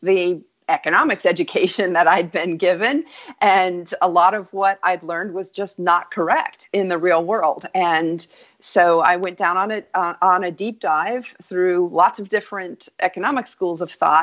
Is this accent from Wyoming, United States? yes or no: yes; Wyoming, United States; moved away as an adult; also born or lived in New York; I grew up in Wyoming and spent 22 years on Wall Street